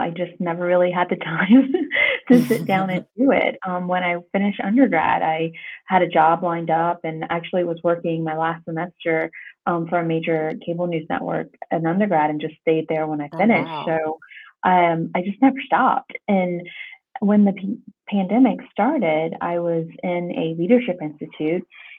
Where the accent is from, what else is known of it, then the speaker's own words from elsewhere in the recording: Louisiana, United States; I'm originally from Louisiana, kind of lived all over the U.S. and then also did study abroad in France and stayed there a little while.